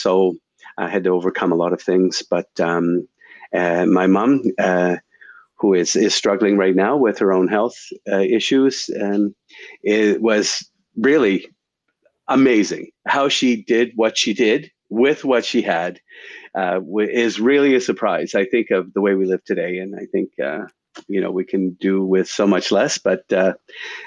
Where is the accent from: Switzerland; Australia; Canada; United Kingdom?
Canada; Stellarton, Nova Scotia; moved away as an adult; also born or lived in Guelph, Ontario / Winnipeg; now in Toronto, Canada; I grew up in Nova Scotia